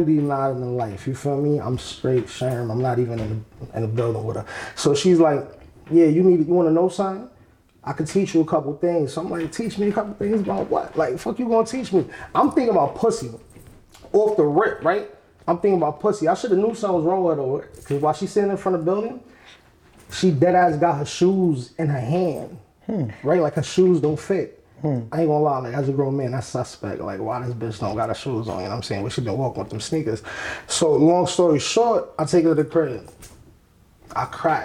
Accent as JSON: {"language": "English", "town": "New York City", "region": "New York", "country": "United States", "also_born_or_lived": "Harlem", "said": "I'm from the Bronx."}